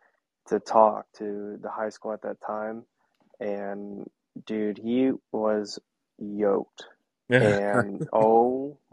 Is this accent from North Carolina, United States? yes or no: no; North Central Kansas, United States; I'm from Central Kansas, like North Central Kansas, and I love it.